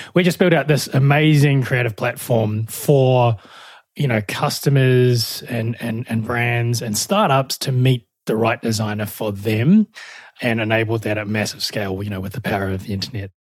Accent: New Zealand; moved away as an adult; also born or lived in Melbourne, Australia; now in Australia

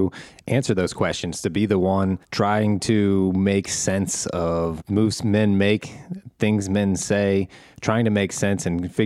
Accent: Midwest, United States; We're both from the Midwest, but you have gone from a few big cities.

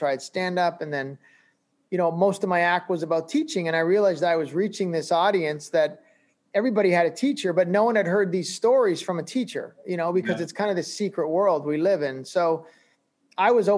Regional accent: Canada; also born or lived in Glasgow, Scotland (family); I'm this Canadian looking sounding guy with this British sort of upbringing.

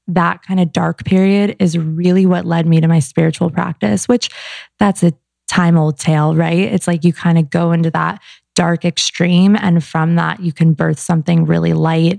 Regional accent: Arizona, United States; moved away as an adult; now in Los Angeles, United States; I was from Arizona

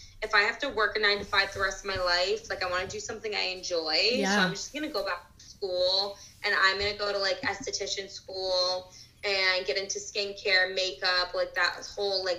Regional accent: Boston, Massachusetts, United States; also born or lived in Los Angeles; I'm from Boston

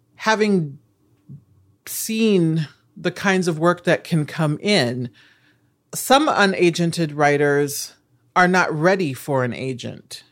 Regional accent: Nebraska, United States; moved away; I'm from Nebraska

